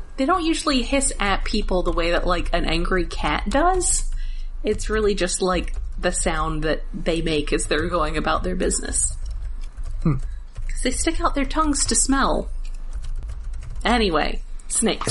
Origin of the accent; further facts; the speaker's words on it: Alabama, United States; I grew up in Alabama.